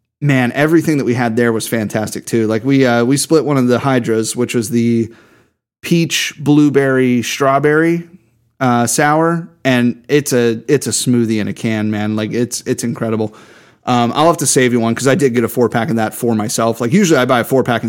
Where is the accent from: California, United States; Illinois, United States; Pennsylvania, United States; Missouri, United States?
Pennsylvania, United States; Pittsburgh; Yeah, I'm from North Hills